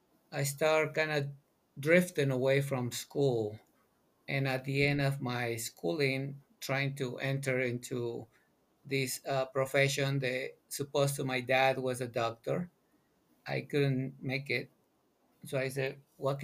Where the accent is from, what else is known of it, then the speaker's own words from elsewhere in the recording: Mexico City, Mexico; now in United States; I'm originally from Mexico City, born and raised.